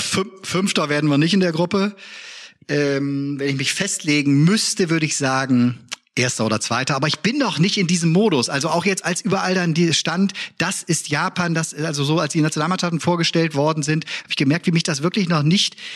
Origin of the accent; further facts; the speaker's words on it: Bremen, Germany; als Bremer